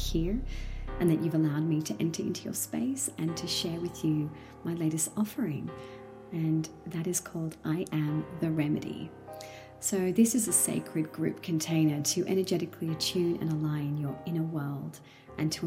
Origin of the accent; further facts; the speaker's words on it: Sydney, New South Wales, Australia; now in Central Coast, Australia; I was born and bred by the sea in Sydney, and I now live on the central coast of New South Wales